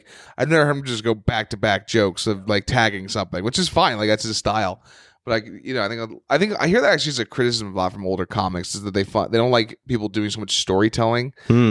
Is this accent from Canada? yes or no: no; New York, United States; We're from New York. They automatically hate us.